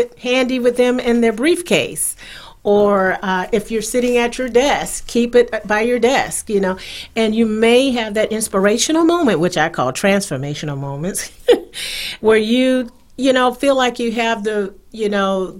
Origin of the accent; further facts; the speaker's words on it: South Carolina, United States; now in North Carolina, United States; I am originally from South Carolina